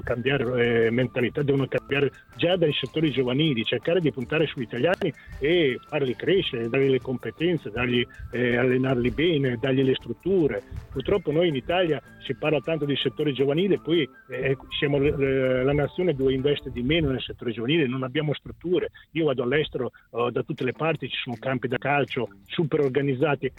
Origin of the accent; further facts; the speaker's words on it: San Marino; io sono di San Marino